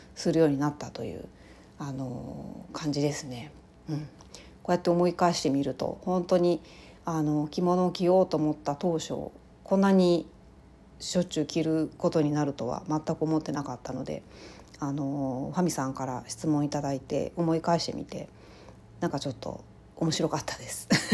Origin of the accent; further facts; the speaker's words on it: rural Ehime Prefecture, Japan; moved away; 私、あの、愛媛県のすごい田舎の出身